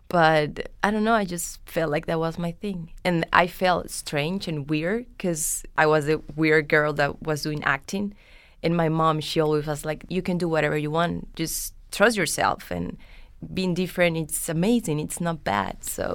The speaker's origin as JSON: {"language": "English", "country": "Venezuela", "tie": "born or raised there", "accent": "Colombian", "said": "So I grew up going back and forth to Colombia and Venezuela. And my accent, it's like more from Colombia than from Venezuela."}